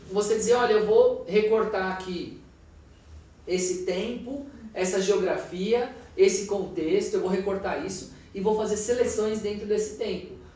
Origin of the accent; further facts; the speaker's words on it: Minas Gerais, Brazil; born there; Eu quero comprar obras de artistas mulheres mineiras porque é onde eu nasci, é o que vai falar com o meu cotidiano, com a minha vida